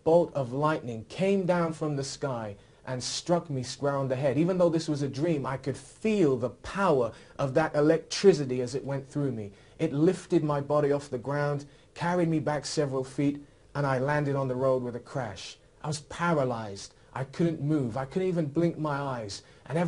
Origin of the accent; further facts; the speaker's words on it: Oxford, South East England, United Kingdom; I was raised here in Oxford